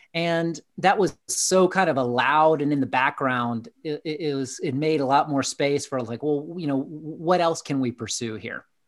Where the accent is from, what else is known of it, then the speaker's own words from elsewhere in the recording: Atlanta, Georgia, United States; I grew up in Southeast, uh, United States in Atlanta, Georgia